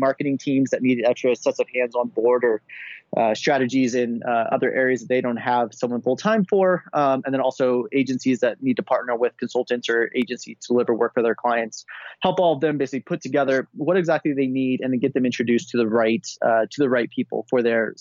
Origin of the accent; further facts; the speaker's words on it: United States; also born or lived in Switzerland; I am American, as you can tell, but I was living in Switzerland for a little while